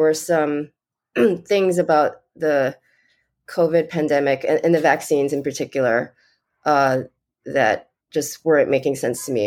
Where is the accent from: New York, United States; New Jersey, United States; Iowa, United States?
New York, United States; I'm from New York